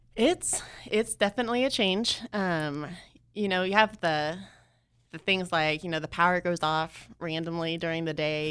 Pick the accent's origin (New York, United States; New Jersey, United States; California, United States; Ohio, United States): California, United States; Atascadero; moved away as an adult; also born or lived in Joplin, Missouri; now in Ghana; I grew up in a small town called Atascadero